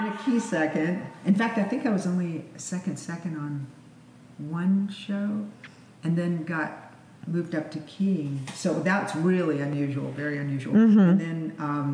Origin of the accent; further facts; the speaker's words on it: Lynchburg, Virginia, United States; moved away as an adult; also born or lived in Los Angeles; I grew up in Lynchburg, Virginia.